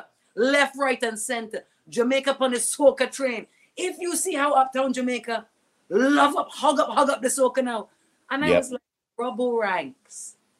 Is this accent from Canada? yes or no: no; Australia; their mind around my mother being white, blonde Australian. I can see on their faces when I tell them I'm Aussie, they're thinking, oh, must be Aboriginal, right?